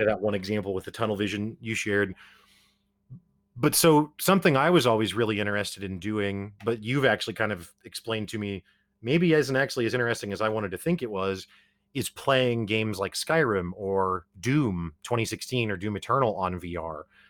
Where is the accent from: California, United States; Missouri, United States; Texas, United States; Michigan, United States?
Missouri, United States; Springfield; we're both from Springfield, Missouri, we're from Podunk Nowhere